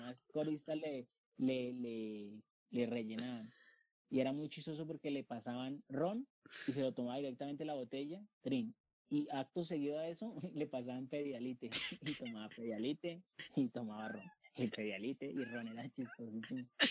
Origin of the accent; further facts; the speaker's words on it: Colombia; also born or lived in Bogotá; yo como buen colombiano